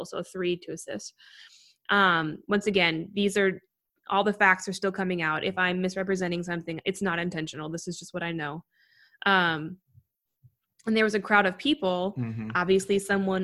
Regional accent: Wisconsin, United States; now in New York, United States; I'm from Wisconsin. So Chicago and Minneapolis, like I grew up basically in between both

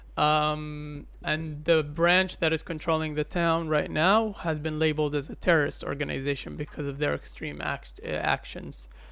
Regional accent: Umm al-Fahm, Haifa District, Israel; Umm al-Fakhim, my hometown

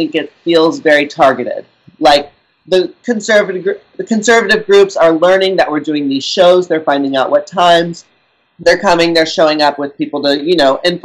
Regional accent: Texas, United States; moved away; also born or lived in California; I grew up in Texas

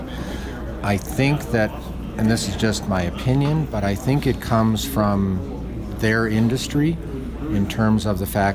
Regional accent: Chicago, Illinois, United States; now in Colorado, United States; I grew up in Chicago and my father and grandfather both drank Hams, I heard that as a kid

